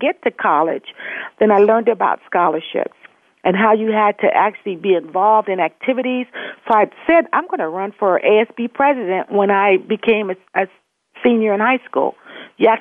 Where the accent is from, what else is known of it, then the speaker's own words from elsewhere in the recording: Los Angeles, California, United States; I was born in Los Angeles to teenage parents